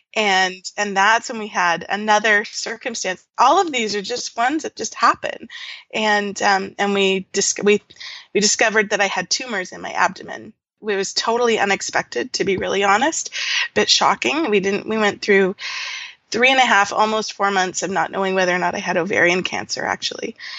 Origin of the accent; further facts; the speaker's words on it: Nanaimo, British Columbia, Canada; moved away as an adult; also born or lived in Latin America / Georgia, United States; now in Ontario, Canada; I grew up on Vancouver Island in a small, well, it was a small town then called Nanaimo